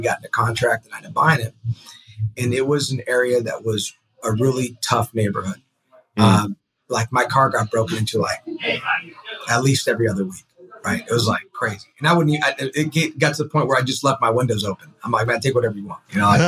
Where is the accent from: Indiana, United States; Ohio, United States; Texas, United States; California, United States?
California, United States; San Francisco; So originally from San Francisco, grew with San Francisco.